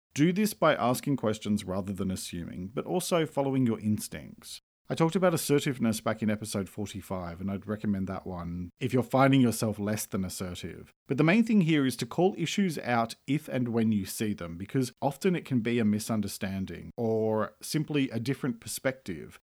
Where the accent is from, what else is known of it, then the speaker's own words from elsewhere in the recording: Australia; I'm an Australian writer and speaker